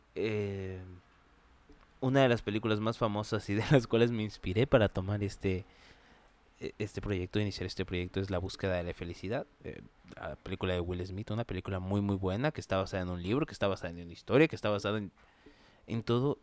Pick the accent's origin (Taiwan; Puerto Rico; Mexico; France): Mexico; Chiapas; yo soy de Chiapas